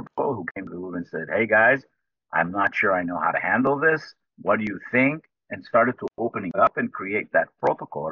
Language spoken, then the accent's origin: English; Jerusalem, Jerusalem District, Israel; also born or lived in United States; I am Israeli. I was born in Jerusalem. I'm the ninth generation from Jerusalem. And I lived here in Israel most of my life